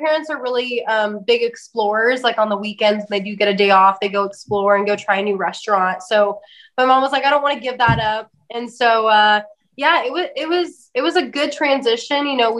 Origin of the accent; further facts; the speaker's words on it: California, United States; We actually have not been in Tennessee very long, only 9 years. But we came from the Central Valley in California.